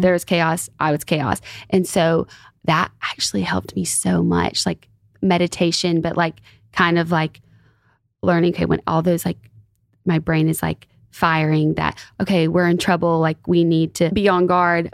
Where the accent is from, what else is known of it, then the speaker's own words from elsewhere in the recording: Alabama, United States; where I'm from Alabama